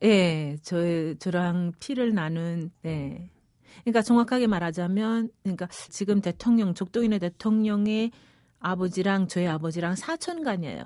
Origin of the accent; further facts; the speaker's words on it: Pyongyang, North Korea; accent: Seoul-influenced, Kaesong-like; moved away as an adult; also born or lived in Equatorial Guinea / Seoul; 태어나기는 거기서 태어났지만 자라기는 평양, 그러니까 한반도의 북쪽 평양에서 자랐어요